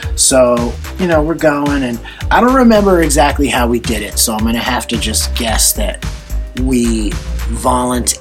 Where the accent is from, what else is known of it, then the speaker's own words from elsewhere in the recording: New Jersey, United States; We grew up in New Jersey, but not in an urban area in New Jersey